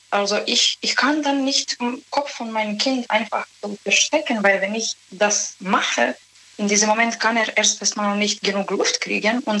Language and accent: German; Serbia; German is a second language; moved away; Ich komme aus Serbien